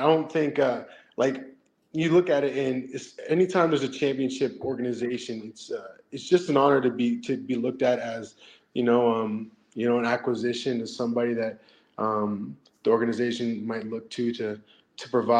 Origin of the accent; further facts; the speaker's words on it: Canada; also born or lived in Lennoxville, Quebec; I'm Canadian